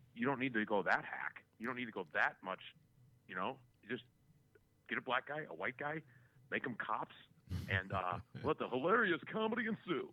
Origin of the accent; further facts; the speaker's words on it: Chicago, Illinois, United States; accent: Chicago; my Chicago accent